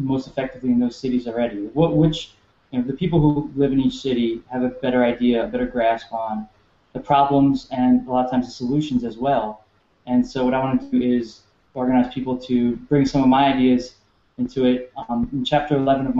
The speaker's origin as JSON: {"language": "English", "town": "New York City", "region": "New York", "country": "United States", "tie": "born or raised there", "also_born_or_lived": "Delaware / Southern California / Midwest", "moved": "as an adult", "said": "I was born and raised in New York City"}